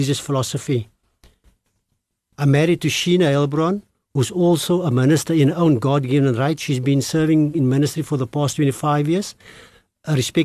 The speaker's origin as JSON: {"language": "English", "town": "Cape Town", "region": "Western Cape", "country": "South Africa", "tie": "born or raised there", "said": "growing up in the Cape Flats"}